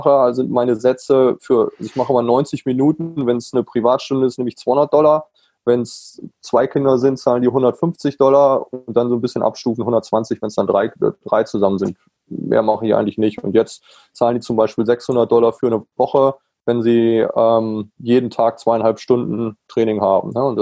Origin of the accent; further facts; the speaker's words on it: Germany; natürlich als Deutscher komme ich darüber und sage, ich biete ein Camp